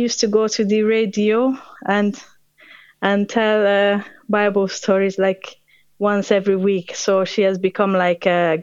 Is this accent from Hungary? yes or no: yes; Hungary; moved away as an adult; now in England, United Kingdom; originally I'm not from England. I'm Hungarian, but I moved here in the early 2000s.